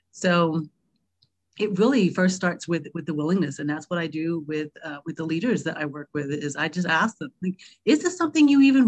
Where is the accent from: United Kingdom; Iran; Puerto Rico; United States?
United Kingdom; London; born there; the more I talk about the fact that I was born in London, they go, wait, what?